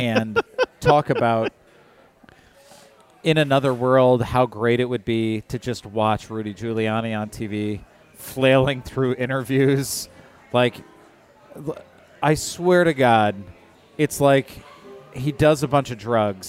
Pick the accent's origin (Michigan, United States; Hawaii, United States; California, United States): Michigan, United States; I grew up in Michigan